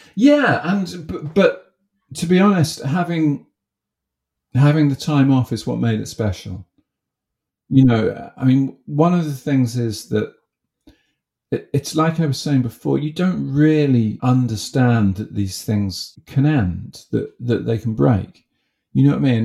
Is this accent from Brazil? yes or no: no; Haywards Heath, South East England, United Kingdom; I grew up in in Haywards Heath